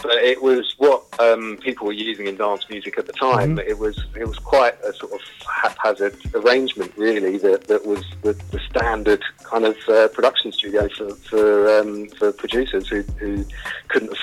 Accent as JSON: {"language": "English", "region": "London", "country": "United Kingdom", "tie": "born or raised there", "said": "I grew up in Camden in North London"}